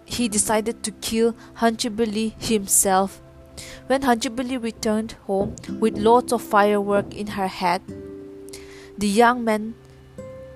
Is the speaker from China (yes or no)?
no; Zeliang tribe, Nagaland, India; I'm from the Ziliang tribe from Nagaland.